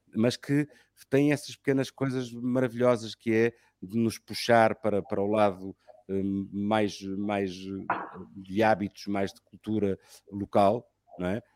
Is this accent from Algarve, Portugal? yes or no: no; Lisbon, Portugal; moved away as an adult; now in Sintra, Portugal; sou lisboeta de, de segunda geração, né? e gosto muito de ser lisboeta de segunda geração e adoro Lisboa